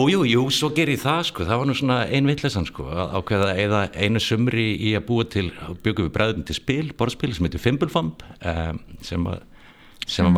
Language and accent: Icelandic; Reykjavík, Capital Region, Iceland; moved away as an adult; ég er alveg upp í Fossvói eh, og var þar að eh, bjóð tömstöðum, Kurlandi fyrst og svo Bjarmalandi